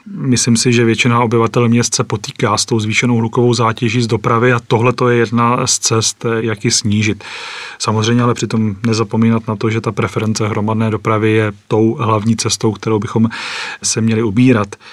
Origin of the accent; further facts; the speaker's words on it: Třebíč area, Vysočina Region, Czechia; z Vysočiny pocházím ze Střebícka